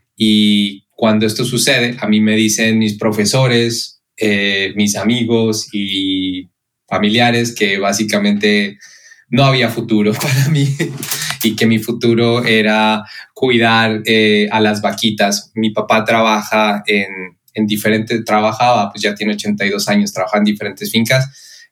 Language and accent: Spanish; Pasto, Nariño, Colombia; moved away; soy colombiano de la ciudad Pasto